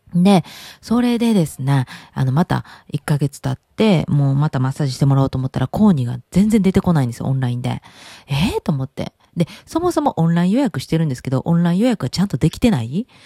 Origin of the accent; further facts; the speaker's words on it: Kansai, Japan; 私関西出身